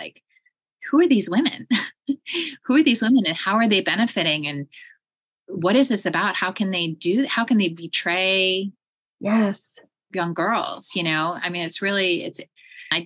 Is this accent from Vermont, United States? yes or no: yes; Vermont, United States; I grew up in Vermont near the Canadian border